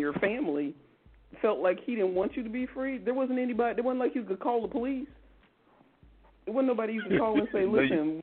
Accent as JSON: {"language": "English", "region": "Midwest", "country": "United States", "said": "I'm from the Midwest, too"}